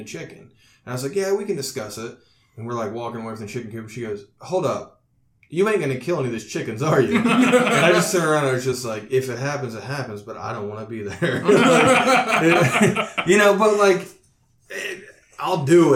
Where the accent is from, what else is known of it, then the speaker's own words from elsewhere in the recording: Owen County, Indiana, United States; I'm from Owen County